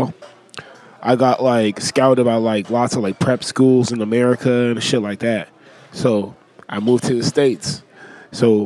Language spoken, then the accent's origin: English; Lesotho; also born or lived in Uganda; I was born in Lesotho, Tapaseka. It's in South Africa.